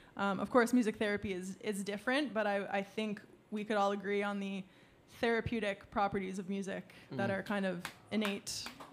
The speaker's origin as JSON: {"language": "English", "town": "Peterborough", "region": "Ontario", "country": "Canada", "said": "I feel like I said, oh, I'm from Peterborough. I might have mentioned Stony Lake, maybe, like..."}